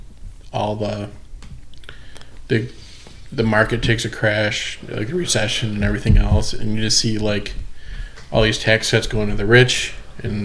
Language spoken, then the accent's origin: English; Montrose, Michigan, United States; also born or lived in Grand Rapids, Michigan; growing up in Montrose, like, you know, it's a very conservative town.